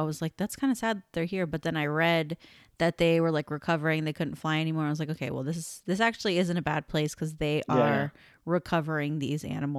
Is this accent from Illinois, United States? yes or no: no; Las Vegas, Nevada, United States; I grew up in Vegas and there are like no animals here.